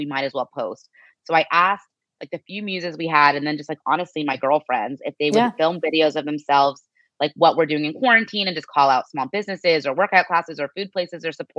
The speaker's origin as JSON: {"language": "English", "town": "Scottsdale", "region": "Arizona", "country": "United States", "tie": "born or raised there", "also_born_or_lived": "New York", "moved": "yes", "said": "growing up in Scottsdale, Arizona, where it's primarily white"}